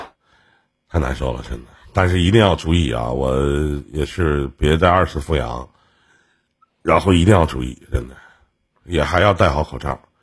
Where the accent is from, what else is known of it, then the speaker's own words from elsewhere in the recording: Shenyang, Liaoning, China; 我们沈阳这边